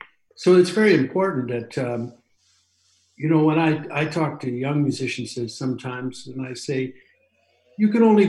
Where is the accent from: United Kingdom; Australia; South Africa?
United Kingdom; England; also born or lived in Canada; I actually came back to England instead of Canada because I'm also English.